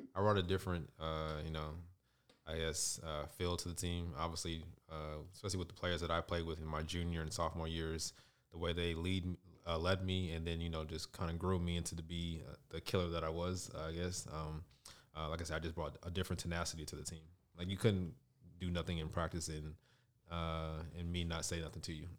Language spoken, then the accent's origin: English; Las Vegas, Nevada, United States; I grew up on the west side of Vegas, you know, in the area around Doolittle, uh, inner city